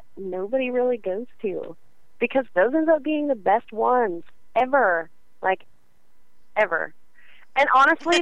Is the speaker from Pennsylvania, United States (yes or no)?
no; Oklahoma, United States; born and raised